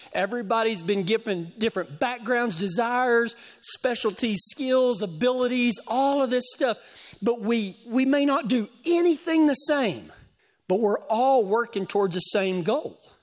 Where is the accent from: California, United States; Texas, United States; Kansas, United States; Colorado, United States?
Texas, United States; West; moved away; my hometown